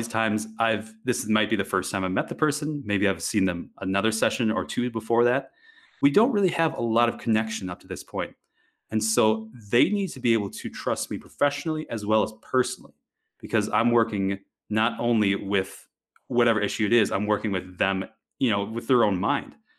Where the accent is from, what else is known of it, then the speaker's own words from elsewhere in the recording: Wisconsin, United States; moved away; I grew up in Wisconsin, of all places